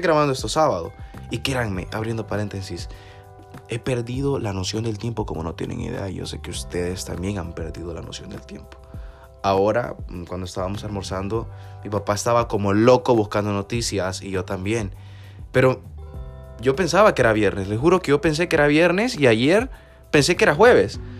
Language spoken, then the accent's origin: Spanish; El Salvador; como juventud salvadoreña